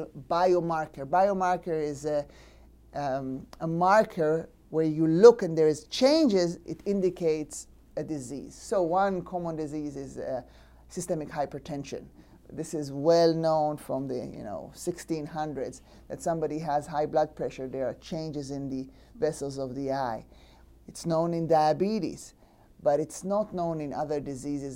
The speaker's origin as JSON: {"language": "English", "country": "Israel", "tie": "born or raised there", "moved": "yes", "said": "I'm from born and raised in Israel."}